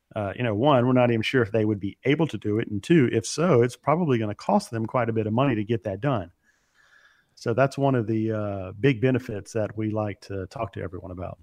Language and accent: English; Baton Rouge, Louisiana, United States; moved away; Baton Rouge, which is uh, my hometown